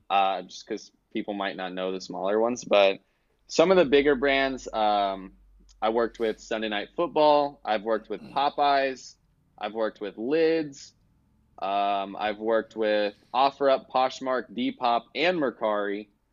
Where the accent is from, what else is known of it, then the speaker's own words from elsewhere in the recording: Kansas City, United States; I'm from Kansas City